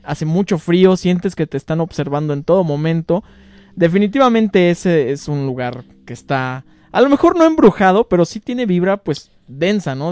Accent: León, Guanajuato, Mexico; como leoneses

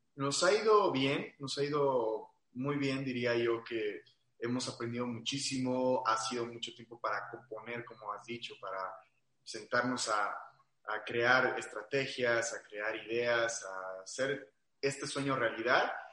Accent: Aguascalientes, Mexico; yo soy de Aguascalientes

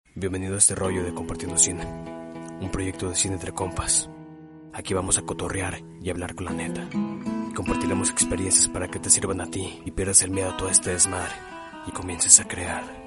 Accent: Mexico; nuestra historia como mexicanos

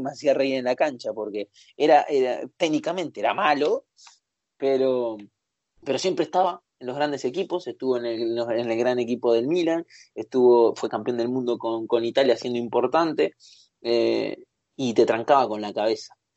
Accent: Uruguay; Soy uruguayo

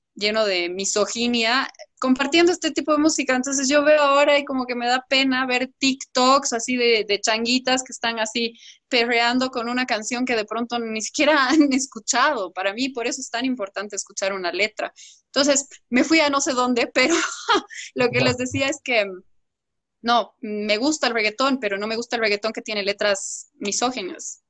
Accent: Bolivia; como yo soy boliviana y tengo la raíz también boliviana

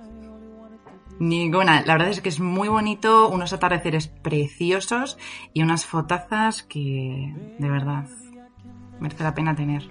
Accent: Madrid, Community of Madrid, Spain; los que somos de Madrid nos quedamos aquí.

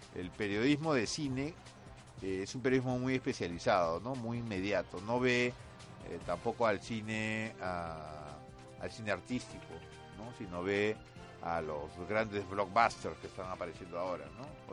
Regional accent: Peru; nosotros tenemos como tema recurrente los años del terrorismo, los años que marcaron a, la sociedad peruana

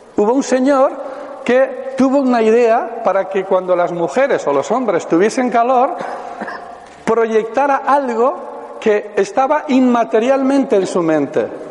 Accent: Pamplona, Navarre, Spain; soy de Pamplona, vivo allí

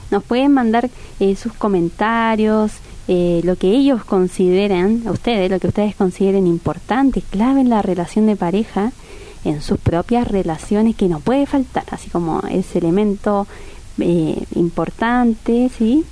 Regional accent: Chile; moved away as an adult; now in Argentina; yo soy chilena

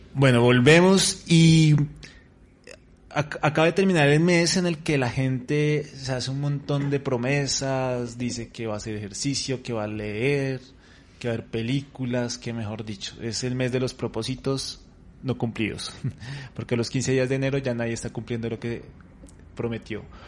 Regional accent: Colombia; cómo estamos nosotros, en eh, Colombia

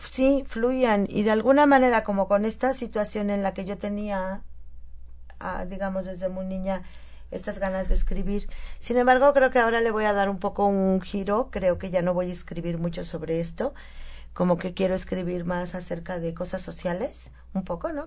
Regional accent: Huauchinango, Puebla, Mexico; yo soy de Huachinango

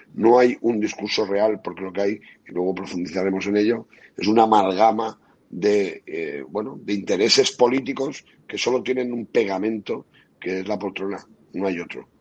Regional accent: Benidorm, Valencian Community, Spain; en mi pueblo, en Benidorm

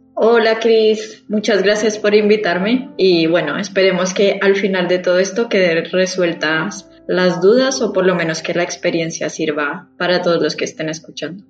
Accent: Bogotá, Colombia; moved away as an adult; now in Madrid, Spain; soy de Bogotá, en Bogotá pues está toda mi familia

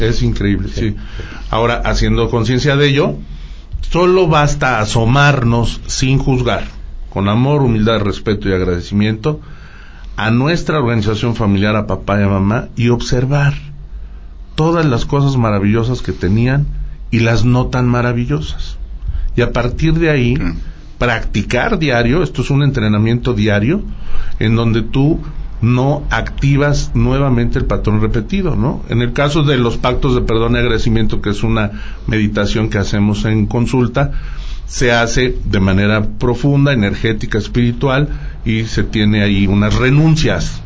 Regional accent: Aguascalientes, Mexico; Originarios de Aguascalientes, ahí es donde yo nací

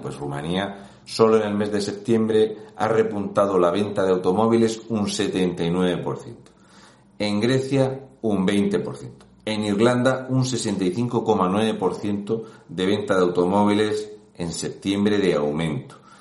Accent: Region of Murcia, Spain; un murciano encabronado

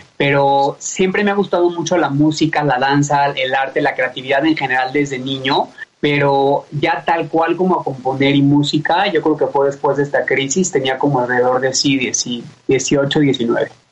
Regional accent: Mexico City, Mexico; Nací en la Ciudad de México. Eh, mi familia, mis papás también, mis abuelos no son de aquí, pero yo ya soy más mexicano que la tortilla.

